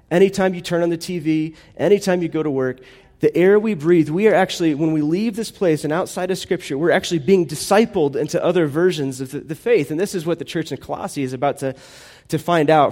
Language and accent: English; United States; I'm American